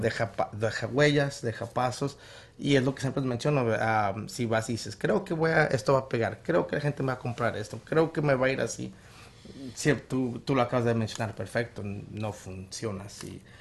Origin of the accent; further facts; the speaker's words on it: Chandler, Gilbert, Mesa, Arizona, United States; also born or lived in Guadalajara, Jalisco, Mexico; Crecí en el lado de Chandler, Gilbert Mesa